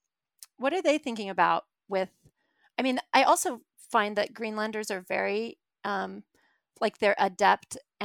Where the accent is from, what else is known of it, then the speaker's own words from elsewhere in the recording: Alaska, United States; I grew up in Alaska